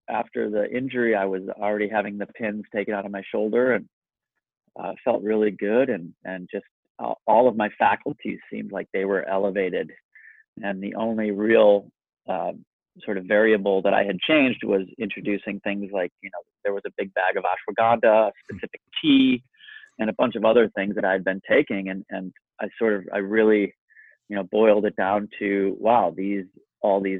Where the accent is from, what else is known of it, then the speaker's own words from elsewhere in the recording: Kerala, India; And, and I am from Kerala, India, and I work directly in this world.